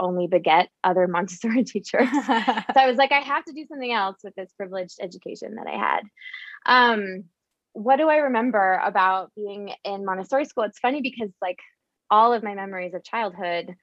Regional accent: Northeast Ohio, United States; moved away as an adult; now in Denver, United States; I live in Denver, Colorado. Although I grew up in Northeast Ohio

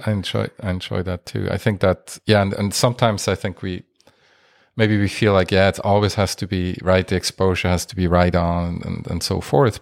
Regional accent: Basel, Basel-Stadt, Switzerland; moved away; I am from Switzerland originally

